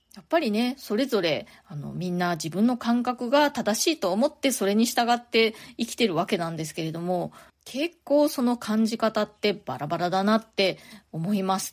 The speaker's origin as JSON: {"language": "Japanese", "country": "Japan", "tie": "born or raised there", "moved": "as an adult", "lives_now": "New York, United States", "said": "ずっと日本で生まれ育って大人になるまで"}